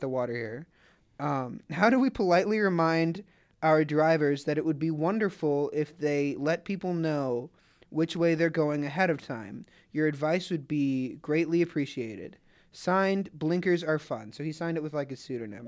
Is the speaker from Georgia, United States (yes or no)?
yes; Atlanta, Georgia, United States; I'm from Atlanta